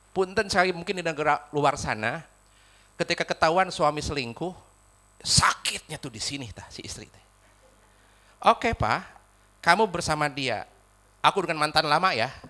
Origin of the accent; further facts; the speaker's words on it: West Java, Indonesia; accent: Sundanese; walaupun saya orang Sunda, rada kesel huruf F sama P teh.